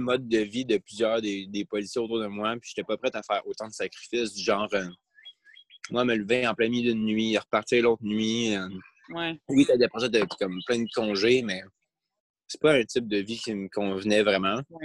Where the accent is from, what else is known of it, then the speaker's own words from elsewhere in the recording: Saint-Jean-sur-Richelieu, Quebec, Canada; moved away as an adult; also born or lived in Laval; je suis un petit garçon de la rive sud. Je viens de Saint-Jean-sur-Richelieu. Donc, je suis né dans, ce coin-là